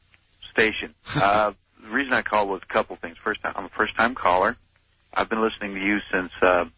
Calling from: Craigville, Indiana, United States; I'm calling from Indiana, from Craigville. That's close to Fort Wayne

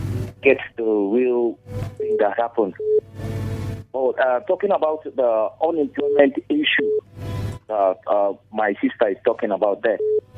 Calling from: Bassa, Nigeria; calling from Bassa.

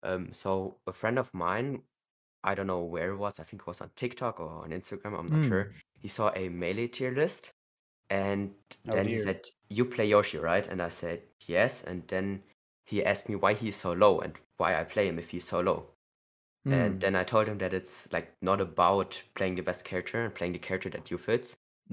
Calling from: Belgium; I'm calling in from Belgium.

